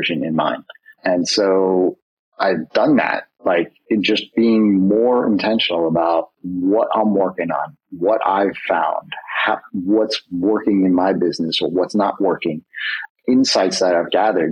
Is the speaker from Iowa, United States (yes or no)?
no; New York, United States; I'm a New Yorker